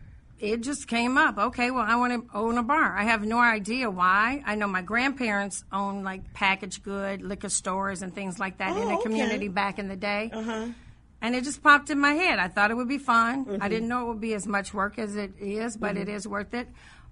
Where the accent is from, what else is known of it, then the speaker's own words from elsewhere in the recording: Illinois, United States; I grew up in Woodlawn.